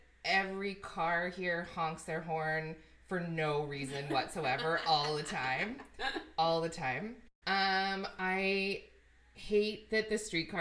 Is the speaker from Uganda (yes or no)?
no; Edmonton, Alberta, Canada; moved away as an adult; now in Toronto, Canada; I'm from Edmonton.